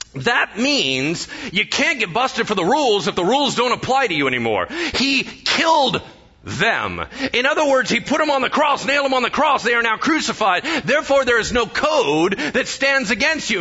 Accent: United States; I'm American, so I mispronounce everything.

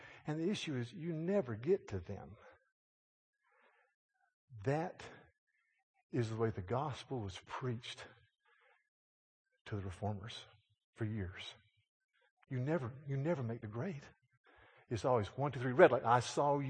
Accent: Yadkin County, North Carolina, United States; I was in my hometown of Yadkin County, North Carolina

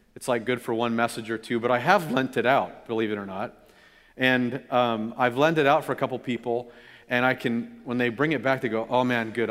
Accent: California, United States; my brother and I, growing up in California

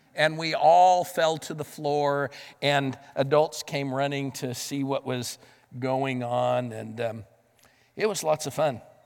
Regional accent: the West, United States; moved away; Growing up in the West

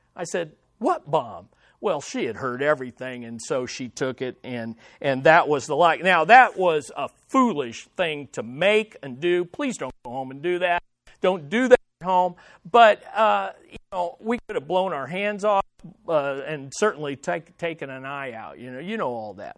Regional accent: Kansas City, Missouri, United States; In our house that I grew up in here in Kansas City

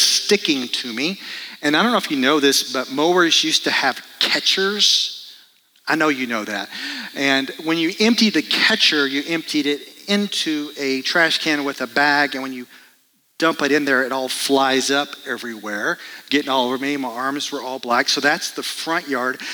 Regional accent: Dallas, Texas, United States; moved away; I grew up in Dallas, Texas, and my job as part of the family was to mow the yard.

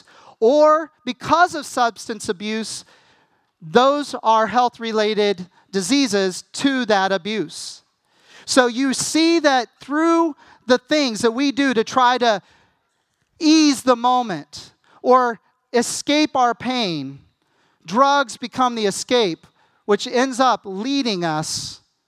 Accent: United States; as an American

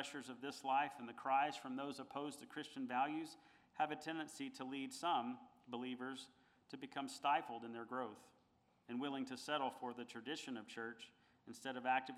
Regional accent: United States; being part of the greatest country in the world

